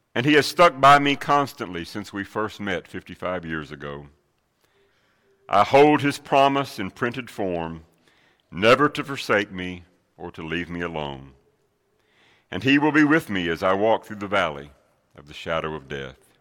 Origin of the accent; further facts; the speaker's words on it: Middle Tennessee, United States; Growing up in Middle Tennessee